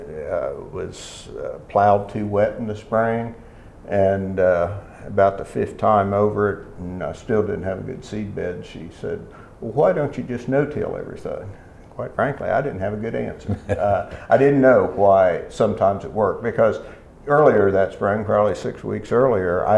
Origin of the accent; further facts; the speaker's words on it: Ohio, United States; moved away as an adult; now in West Virginia, United States; although I'm initially from Ohio, I've been in West Virginia since the mid-70s. So I guess I'm technically a West Virginian now.